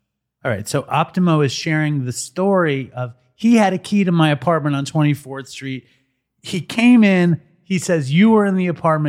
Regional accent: New York City, New York, United States; I'm from here. And you said, from where from here? I said, well, I live on the Lower East Side.

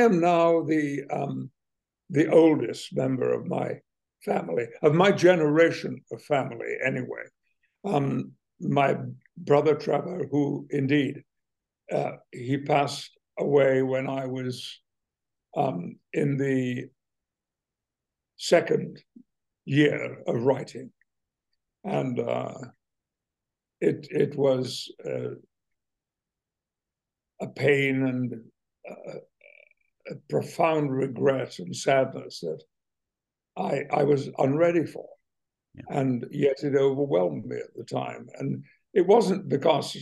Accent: West Riding of Yorkshire, Yorkshire and the Humber, United Kingdom; moved away as an adult; now in United States; where I grew up in the West Riding of Yorkshire

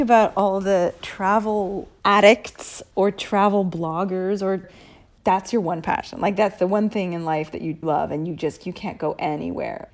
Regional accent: United States; now in Italy; I'm American

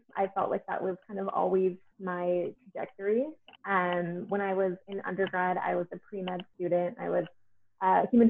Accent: Portland, Oregon, United States; I'm from Portland, Oregon, where there are a lot of naturopathic doctors.

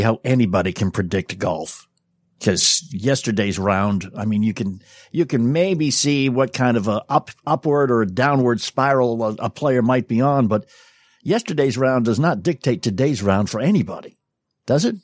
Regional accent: New England, United States; I grew up in New England

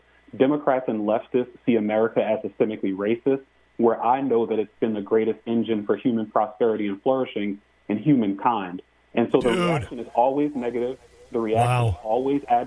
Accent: New Orleans, Louisiana, United States; Growing up in New Orleans, Louisiana, in a middle-class household

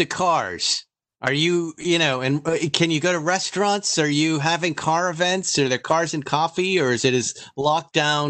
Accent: Fall River, Massachusetts, United States; moved away; I grew up. I was born in Fall River, Massachusetts.

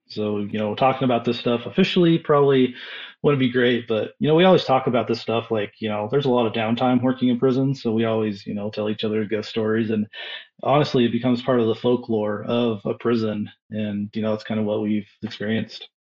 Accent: Boise, Idaho, United States; I'm from Southern Idaho, uh, the Boise area.

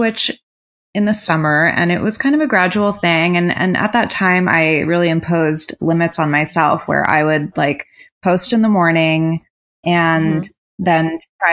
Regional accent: Rhode Island, United States; I grew up in Rhode Island

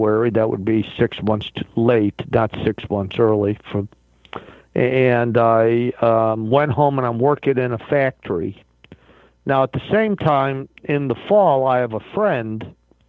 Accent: Rochester, New York, United States; moved away as an adult; also born or lived in Virginia / Baltimore; I grew up in Rochester, New York, a very Italian traditional family

